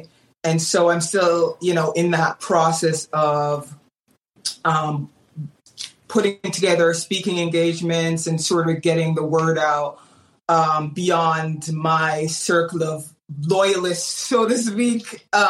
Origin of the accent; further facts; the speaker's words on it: Menominee, Wisconsin, United States; born there; also born or lived in Jamaica; I was born in Menominee, Wisconsin. It's a very small town. I know probably most people haven't heard of it. And then moved to Jamaica, lived there for 10 years